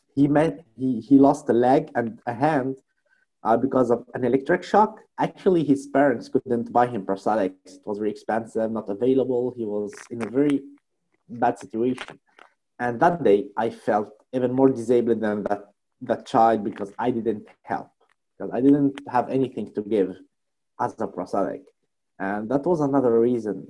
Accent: Tunisia; I'm from Tunisia

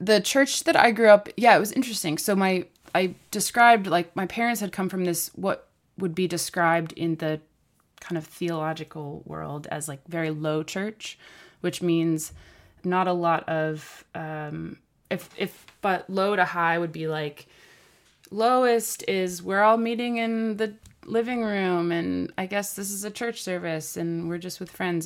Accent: Portland, Maine, United States; I grew up in Portland

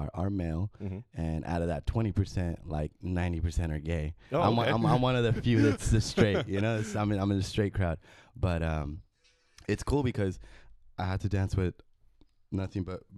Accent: Bakersfield, California, United States; moved away as an adult; also born or lived in Mexicali, Mexico / Los Angeles, United States; I was born in Mexicali, and then moved to Bakersfield, lived in Bakersfield pretty much all my life

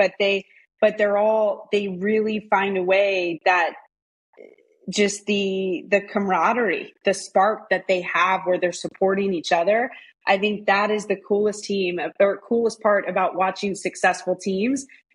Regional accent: Washington, District of Columbia, United States; also born or lived in Boston, Massachusetts / Alabama; we grew up in the Washington, D.C. area

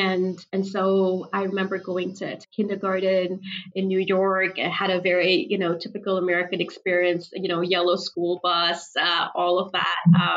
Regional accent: Karachi, Sindh, Pakistan; English is a second language; I spent a huge chunk of my childhood growing up in Karachi

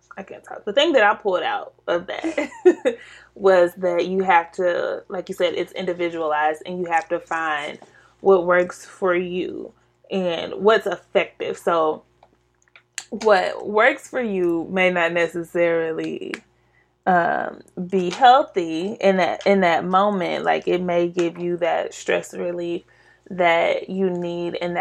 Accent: Kansas City, Missouri, United States; we grew up in the Kansas City School District, which is urban, in the urban community

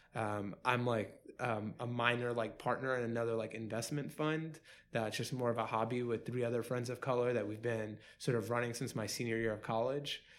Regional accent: New York City, New York, United States; born and raised in Queens.

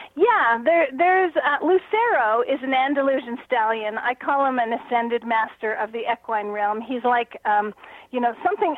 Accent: Canada; moved away as an adult; also born or lived in Toronto; now in Sedona, United States; being a Canadian

